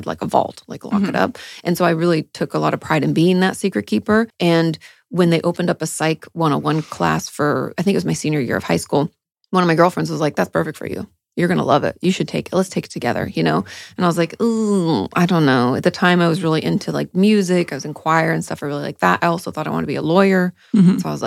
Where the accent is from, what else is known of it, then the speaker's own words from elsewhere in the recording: Washington, United States; also born or lived in Santa Monica; now in Austin, United States; Washington State's where I grew up